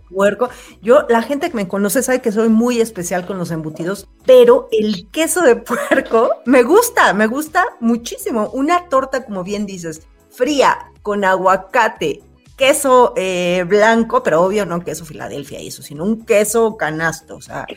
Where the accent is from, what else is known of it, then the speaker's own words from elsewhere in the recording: Mexico City, Mexico; chilanga comelona